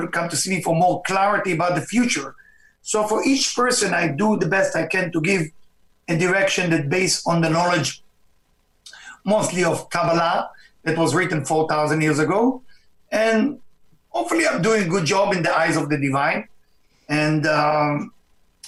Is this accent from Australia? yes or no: no; Israel; my background is I was born in Israel, and to a family which is, of course, Jewish family